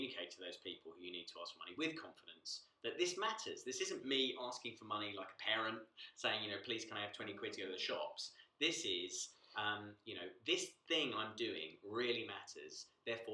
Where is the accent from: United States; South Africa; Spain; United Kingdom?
United Kingdom; we're very British.